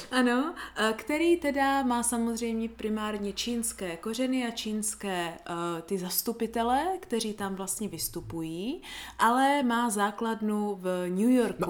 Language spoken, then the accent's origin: Czech; Prostějov, Olomouc Region, Czechia; u nás v Prostějově